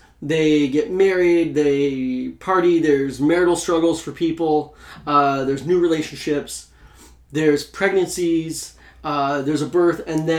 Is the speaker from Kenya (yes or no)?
no; New Orleans, Louisiana, United States; I'm from New Orleans.